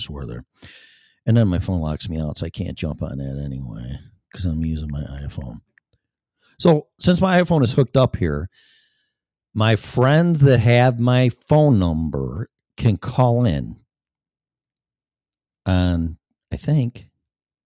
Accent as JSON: {"language": "English", "town": "Chicago", "region": "Illinois", "country": "United States", "also_born_or_lived": "Florida / Colorado", "accent": "Chicago", "moved": "yes", "said": "I still have my Chicago accent."}